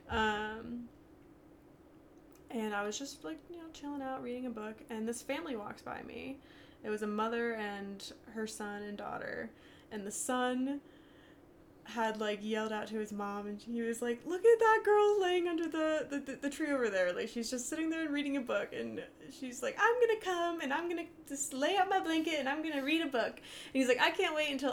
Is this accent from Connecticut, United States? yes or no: yes; Connecticut, United States; now in Colorado, United States; We're both from Connecticut